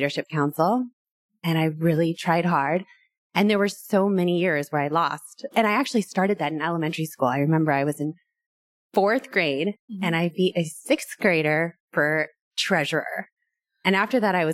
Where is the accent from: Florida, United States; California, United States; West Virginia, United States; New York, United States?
California, United States; Irvine; also born or lived in New Orleans / Los Angeles; I grew up in Irvine, went to college, and then moved